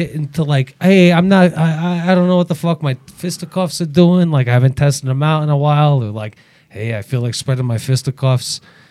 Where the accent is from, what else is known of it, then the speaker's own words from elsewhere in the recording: Russia; English is a second language; Yeah, I'm from Russia.